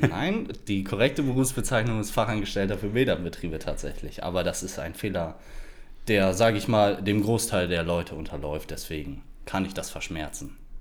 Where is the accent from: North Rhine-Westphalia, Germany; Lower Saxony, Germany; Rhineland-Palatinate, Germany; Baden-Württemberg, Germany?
Lower Saxony, Germany; Esens; Ich bin geboren und aufgewachsen in Esens